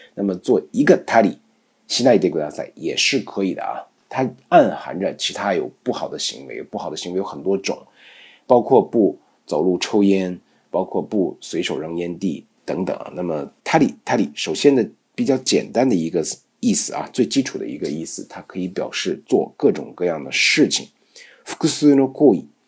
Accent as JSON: {"language": "Chinese", "region": "Beijing", "country": "China", "accent": "Beijing", "said": "日本都有自己的小院子啊，老百姓住的还是很这种，我们北京话叫四的，非常干净啊"}